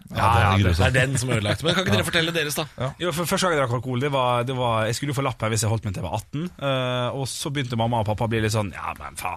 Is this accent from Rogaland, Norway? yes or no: no; Drammen, Buskerud, Norway; Jeg er fra Drammen. Jeg er fra Drammen.